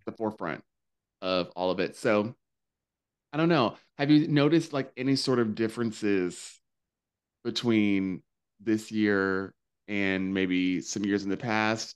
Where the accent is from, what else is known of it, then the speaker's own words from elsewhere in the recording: North Carolina, United States; now in New York, United States; growing up in North Carolina